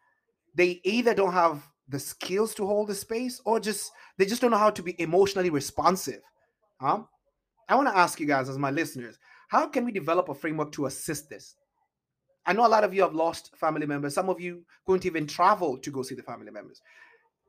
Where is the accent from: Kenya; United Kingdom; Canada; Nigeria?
Kenya; also born or lived in Italy; now in Seattle, United States; I was Kenyan